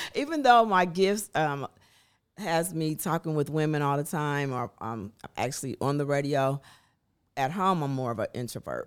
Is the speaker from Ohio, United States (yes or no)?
yes; Dayton, Ohio, United States; moved away as an adult; now in Nashville, United States; I am a native from Dayton, Ohio.